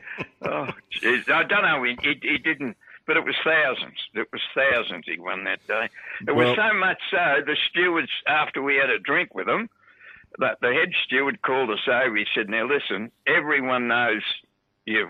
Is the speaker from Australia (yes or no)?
yes; Melbourne, Victoria, Australia; we come from Melbourne